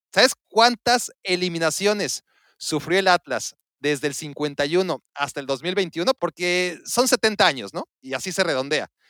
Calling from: San Luis Potosí, Mexico; Saludos a todos los rojinegros y felicidades por todo este campeonato que tenemos. Y eh … de San Luis Potosí.

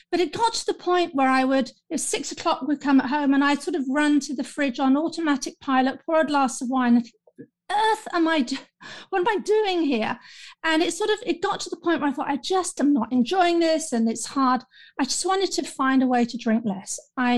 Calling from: London, United Kingdom; I'm calling in from London, the United Kingdom

